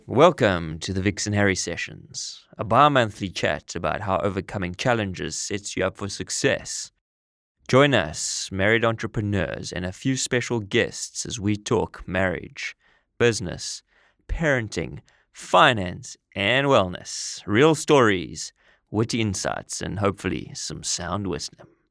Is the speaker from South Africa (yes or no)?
yes; South Africa; moved away as an adult; also born or lived in United Kingdom / Middle East; We're both originally from South Africa. I'm sure you can tell by the accents.